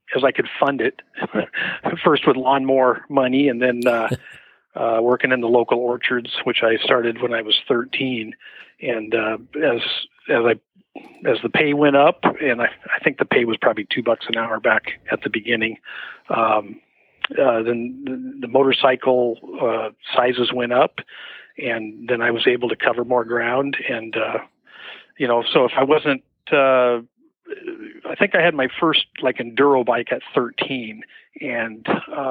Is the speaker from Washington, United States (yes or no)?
yes; Methow, Washington, United States; moved away as an adult; also born or lived in Seattle, Washington; I grew up in the Methow there and until I was 18 years old